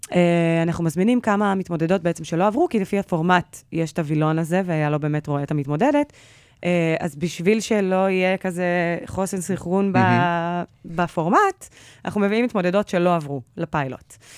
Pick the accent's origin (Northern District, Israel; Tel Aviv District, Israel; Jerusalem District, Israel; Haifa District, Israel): Tel Aviv District, Israel; Holon; אני מחולון